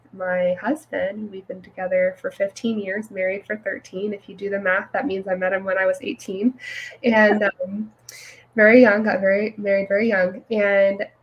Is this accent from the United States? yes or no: yes; California, United States; now in Texas, United States; I grew up in a fairly conservative Christian home in California